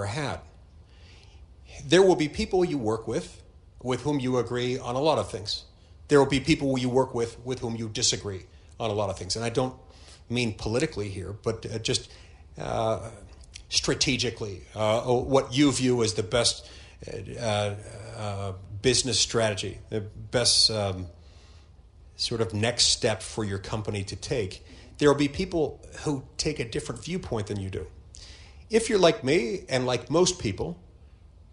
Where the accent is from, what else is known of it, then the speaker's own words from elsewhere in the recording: Provo, Utah, United States; I'm from Utah. He grew up in Brooklyn. I grew up in Provo.